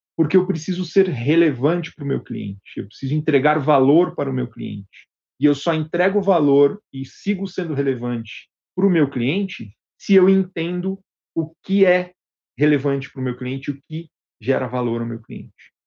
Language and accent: Portuguese; Brazil; moved away as an adult; now in Medellín, Colombia; eu fui o primeiro brasileiro a vir para o escritório corporativo em Medellín